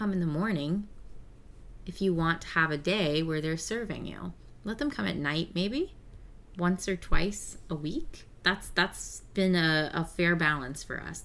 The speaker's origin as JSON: {"language": "English", "region": "the South", "country": "United States", "accent": "Southern", "said": "I don't know if y'all can tell from our accents. We're from the South"}